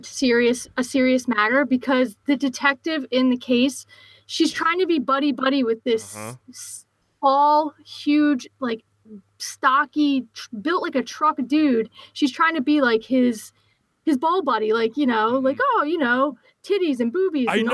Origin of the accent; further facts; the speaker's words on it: Philadelphia, Pennsylvania, United States; accent: Philly; my Philly accent